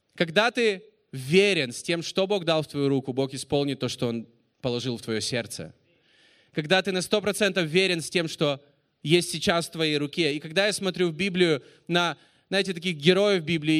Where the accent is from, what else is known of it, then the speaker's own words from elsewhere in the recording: Russia; I am from Russia